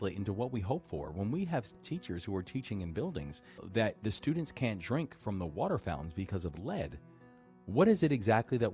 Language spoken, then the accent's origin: English; Baltimore, Maryland, United States; also born or lived in Takoma Park, Maryland; my hometown of Baltimore